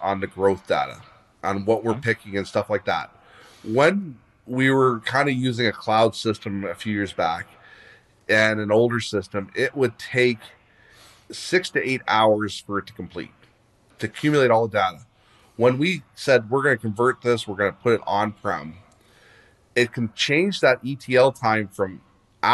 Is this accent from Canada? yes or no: yes; Leamington, Ontario, Canada; I grew up in Leamington, Ontario. We've had greenhouses here since the day I was born